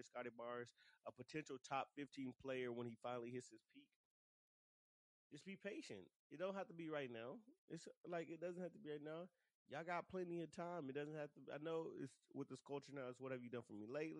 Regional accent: Dallas, Texas, United States; now in San Antonio, United States; Shout out to hometown Dallas. Y'all know that's my origins. That's where I come from. That's my hometown and everything.

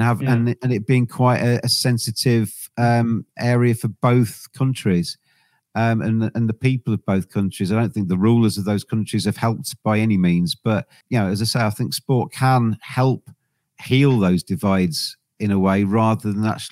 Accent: England, United Kingdom; I'm English

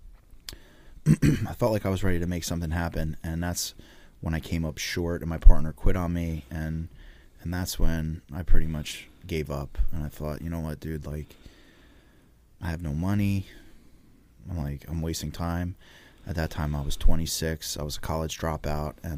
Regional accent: Laurence Harbor, New Jersey, United States; also born or lived in Old Bridge, New Jersey; where I grew up, and, you know, I'm from the Jersey Shore

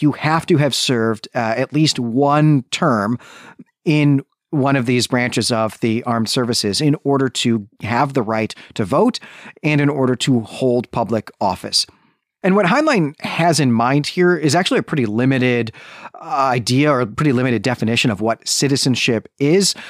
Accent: Illinois, United States; in my high school, growing up in Illinois

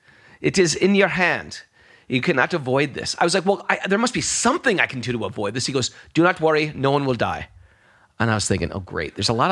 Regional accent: New York, United States; I'm a New Yorker, so I'm a cynical.

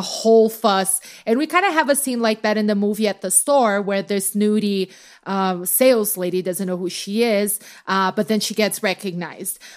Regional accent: Brazil; now in United States; as a Brazilian

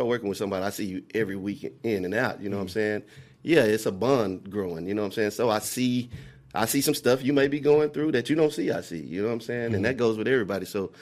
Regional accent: Dallas, Texas, United States; I'm from Dallas, Texas, born and raised. Oak Cliff, where I spend most of my days

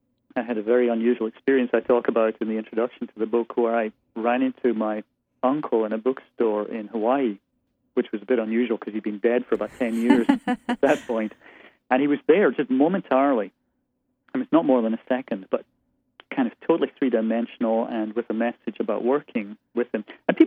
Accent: Aberdeen, Scotland, United Kingdom; moved away as an adult; I was born and raised there. I was in Scotland until I was 23, and then left college, spent time in Lo

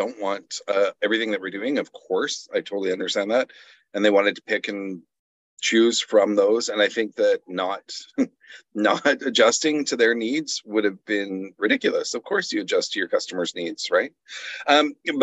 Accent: Canada; I'm Canadian

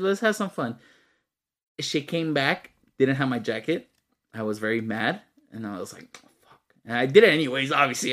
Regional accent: Texas, United States; I'm from Texas, bro, not Alabama

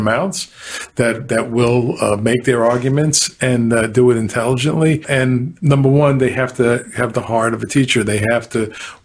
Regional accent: New York, United States; now in Florida, United States; I'm a New Yorker

